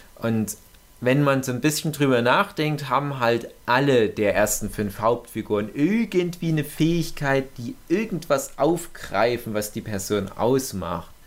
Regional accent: Erzgebirge, Saxony, Germany; accent: Erzgebirgisch; meinem komischen erzgebirgischen Dialekt

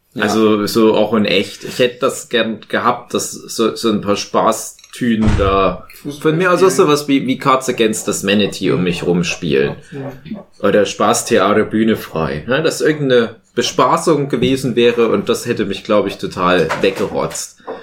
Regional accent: Erzgebirge, Saxony, Germany; bin ja auch aus dem Erzgebirge

